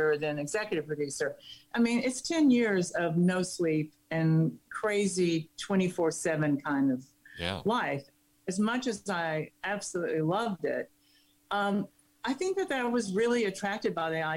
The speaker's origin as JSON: {"language": "English", "town": "Hillsville", "region": "Virginia", "country": "United States", "moved": "yes", "said": "I'm from Virginia, and from the Blue Ridge Mountains part"}